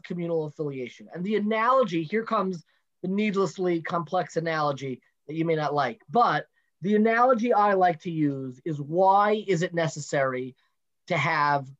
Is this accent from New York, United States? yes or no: yes; Five Towns, New York, United States; moved away; also born or lived in Teaneck; I lived most of my life in the five towns